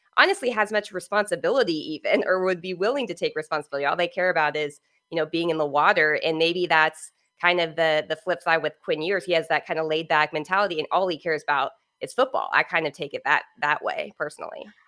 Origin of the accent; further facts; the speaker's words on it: Southern California, United States; I'm from Southern California, so that's where I was born and raised